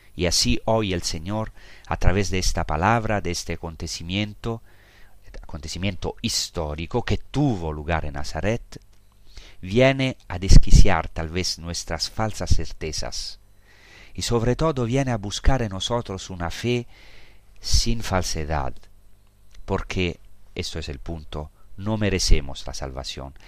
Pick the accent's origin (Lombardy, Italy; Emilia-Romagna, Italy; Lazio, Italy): Lazio, Italy; Rome; now in Holy Land; Yo, yo he nacido en Roma, nací a pocos kilómetros del Vaticano